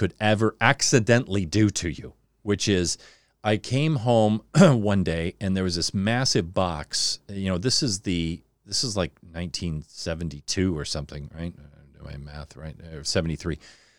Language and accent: English; Newport Beach, California, United States; born there; oh, I was born in Newport Beach. And they're like, why do you talk like this?